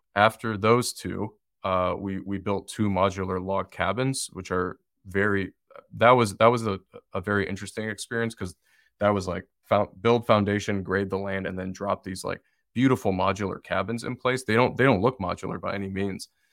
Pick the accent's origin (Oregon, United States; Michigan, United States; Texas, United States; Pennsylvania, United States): Michigan, United States; Detroit; moved away as an adult; now in Asheville, United States; I'm originally from Detroit, Michigan, but I wasn't really open to going back to where I grew up